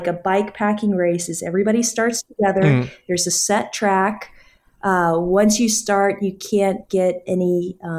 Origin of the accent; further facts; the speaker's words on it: Alaska, United States; I grew up in Alaska, where it's snowy.